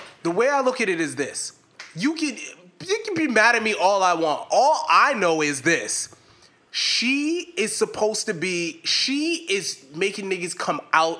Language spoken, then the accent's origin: English; the South, United States; I was from the South.